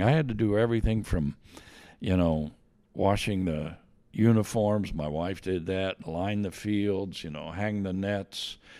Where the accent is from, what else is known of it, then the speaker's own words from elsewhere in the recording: Myerstown, Pennsylvania, United States; moved away as an adult; also born or lived in Lebanon, Pennsylvania / Bloomington, Indiana; I was born in Lebanon, P A, but moved at a young age to a small town, Myerstown